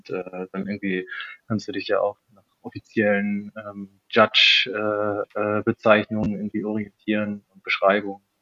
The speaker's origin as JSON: {"language": "German", "country": "Germany", "said": "also ich komme aus der Nähe von, von Bremen und vom Dorf"}